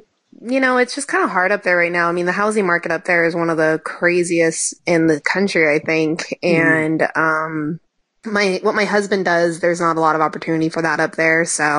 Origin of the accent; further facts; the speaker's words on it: Enumclaw, Washington, United States; moved away; also born or lived in Ellensburg, Washington; My husband and I are from Enumclaw, Washington.